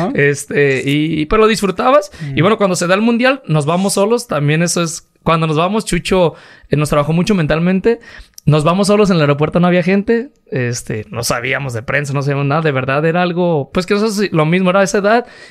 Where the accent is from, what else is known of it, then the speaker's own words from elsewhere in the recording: Guadalajara, Jalisco, Mexico; now in Tototlán, Mexico; yo nací aquí en Guadalajara